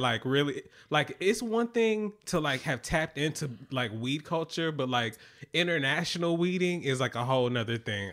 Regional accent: Atlanta, Georgia, United States; now in New York, United States; I'm from Atlanta

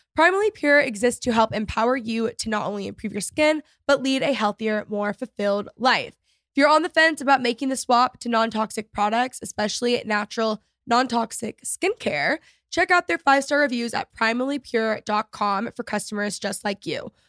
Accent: Texas, United States; growing up in Texas

